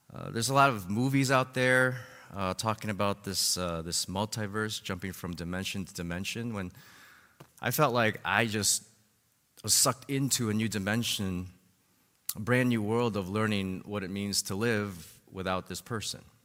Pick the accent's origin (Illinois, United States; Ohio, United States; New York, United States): Illinois, United States; Chicago; my uncle, uh, who lived with his family in the house right beside, uh, our family, uh, growing up in Albany Park